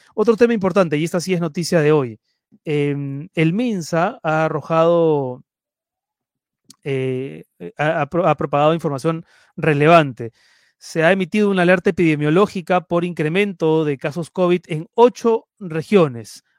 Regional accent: Lima, Peru; now in Madrid, Spain; ahora me encuentro en Madrid, pero yo soy de Lima

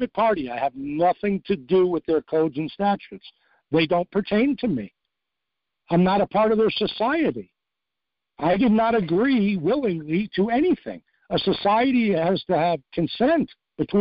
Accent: New York, United States; moved away; I'm from New York originally

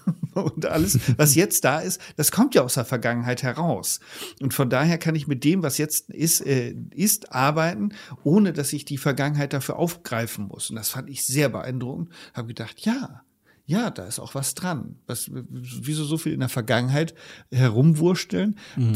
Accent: Leer, Lower Saxony, Germany; moved away; aus dem ostfriesischen Leer meiner alten Heimatstadt

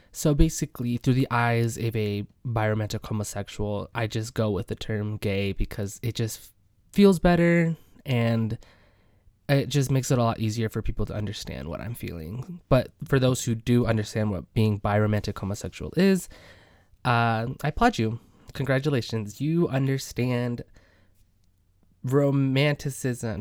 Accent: Midwest, United States; I am from the Midwest

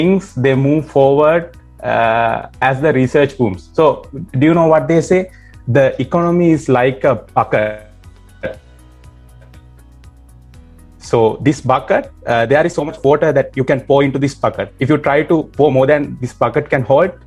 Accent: Hikkaduwa area, Southern Province, Sri Lanka; moved away as an adult; also born or lived in Battaramulla; now in United States; I come from Kikkadu area.

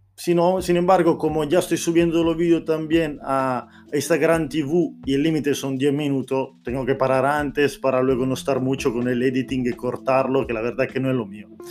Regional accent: Italy; Spanish is a second language; moved away; Yo soy italiano aquí, te estoy hablando en español

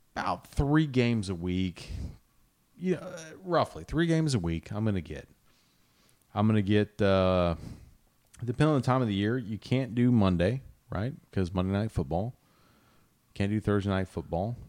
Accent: Kansas City, United States; I'm a Royals fan 'cause I grew up in Kansas City

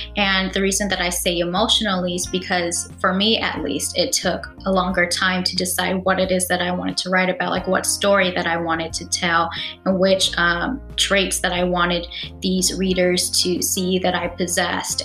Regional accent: California, United States; I am from California and I'm familiar with that system

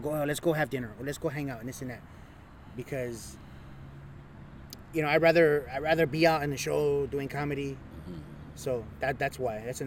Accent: Los Angeles, California, United States; I'm from East Los Angeles

